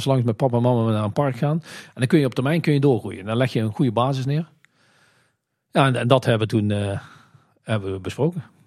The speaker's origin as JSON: {"language": "Dutch", "region": "North Brabant", "country": "Netherlands", "said": "wij zijn natuurlijk heel slim als Brabanders"}